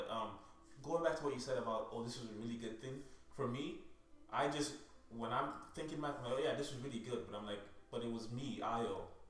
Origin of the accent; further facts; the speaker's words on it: Nigeria; moved away; also born or lived in Canada; I grew up in Nigeria, right? And the plan was always to move to the US.